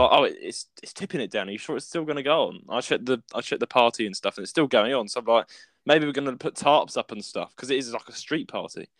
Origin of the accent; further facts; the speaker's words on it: United Kingdom; we're British people.